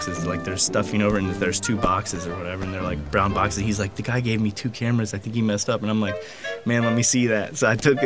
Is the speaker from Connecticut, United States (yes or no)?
no; Sarasota, Florida, United States; I'm from Sarasota, Florida